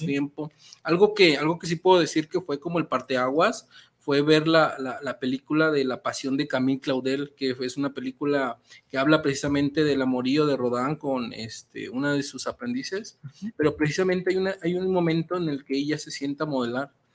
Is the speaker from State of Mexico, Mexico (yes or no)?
yes; Metepec, State of Mexico, Mexico; moved away; soy originario de Metepec, Estado de México, un municipio 100% artesanal